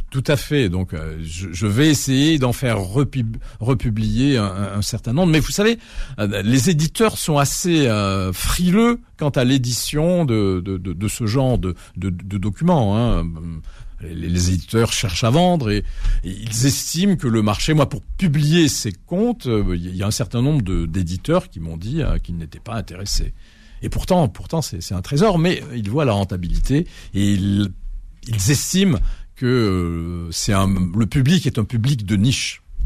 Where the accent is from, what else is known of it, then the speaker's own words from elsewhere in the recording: Algiers, Algiers Province, Algeria; chez moi à Alger. Euh, dans, l'appartement familial